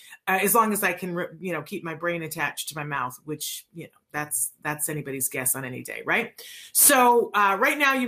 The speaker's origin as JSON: {"language": "English", "town": "Aguadilla", "country": "Puerto Rico", "tie": "born or raised there", "said": "I was born in Aguadilla"}